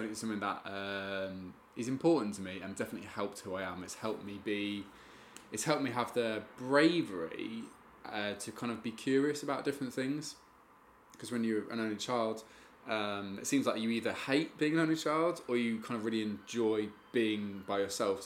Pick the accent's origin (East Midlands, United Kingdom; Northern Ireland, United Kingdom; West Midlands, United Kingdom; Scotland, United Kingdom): East Midlands, United Kingdom; Spalding; I'm from Spalding in Lincolnshire, which is the east